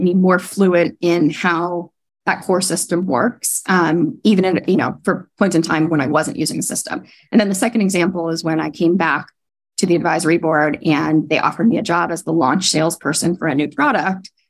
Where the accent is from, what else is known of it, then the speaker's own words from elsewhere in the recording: Northern California, United States; moved away; I grew up in the West Coast, um, oh, and in Northern California